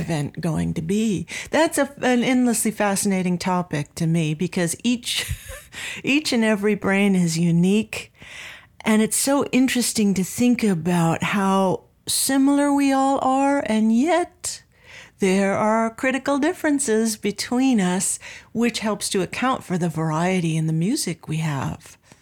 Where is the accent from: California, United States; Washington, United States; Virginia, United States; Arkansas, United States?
California, United States; Anaheim; I grew up in Southern California in Anaheim